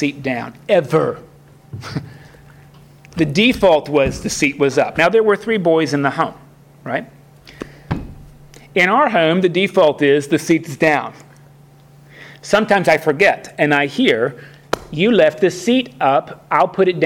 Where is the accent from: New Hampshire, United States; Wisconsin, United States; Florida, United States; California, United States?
Florida, United States; also born or lived in Kentucky; as a Southerner, even though I grew up in Florida, that's the North, but I was born in Kentucky, and that's the South, really.